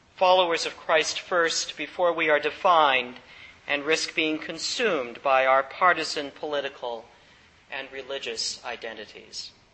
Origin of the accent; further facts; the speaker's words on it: the Bible Belt, United States; I grew up in Bible Belt country, in the heyday of Jerry Falwell and other evangelicals